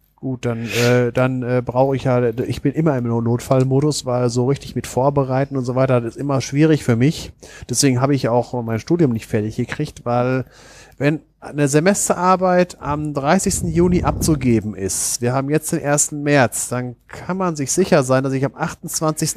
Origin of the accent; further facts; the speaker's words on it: Germany; ich empfinde es als Deutscher